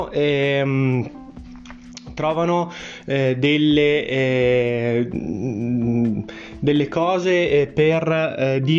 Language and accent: Italian; Trentino-Alto Adige, Italy; Sì, sono un italiano anch'io, ma sono trentino, da, da, eh, che deriva, che viene da una famiglia trentina e quindi noi abbiamo una cultura che è in parte differente eh, rispetto a quella italiana perché siamo stati austro-ungarici